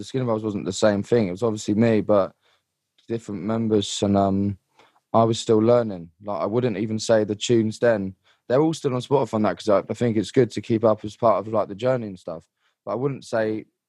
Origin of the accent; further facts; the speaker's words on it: London, United Kingdom; like, I come from London and everyone like pretty much hates me